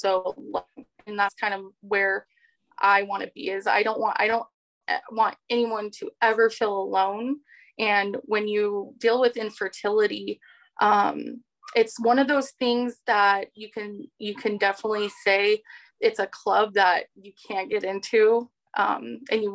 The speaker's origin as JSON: {"language": "English", "region": "Southern California", "country": "United States", "tie": "born or raised there", "also_born_or_lived": "North Dakota", "moved": "yes", "said": "I grew up in SoCal."}